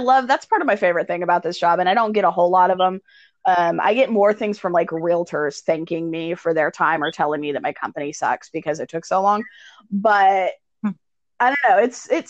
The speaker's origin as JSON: {"language": "English", "region": "North Carolina", "country": "United States", "tie": "born or raised there", "moved": "yes", "said": "my home state of North Carolina"}